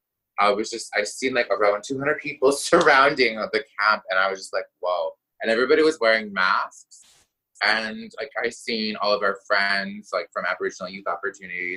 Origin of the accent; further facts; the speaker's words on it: York Factory First Nation, Northern Manitoba, Canada; now in Winnipeg, Canada; growing up in Northern Manitoba